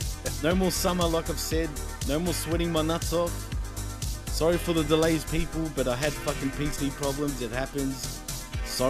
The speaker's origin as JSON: {"language": "English", "country": "Australia", "tie": "born or raised there", "said": "I'm born and raised in Australia"}